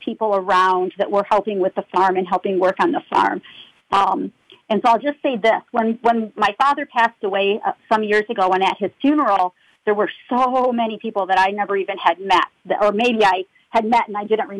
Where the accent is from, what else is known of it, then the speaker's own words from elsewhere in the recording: Saginaw, Michigan, United States; I was born and raised in Saginaw, Michigan, just north of Flint.